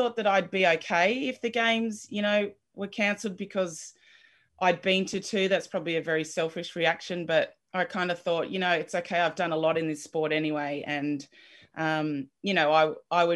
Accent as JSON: {"language": "English", "town": "Tamworth", "region": "New South Wales", "country": "Australia", "tie": "born or raised there", "said": "I grew up in Tamworth, country New South Wales"}